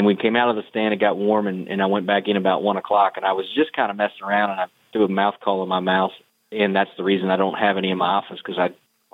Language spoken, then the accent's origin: English; Pennsylvania, United States; I'm from Pennsylvania.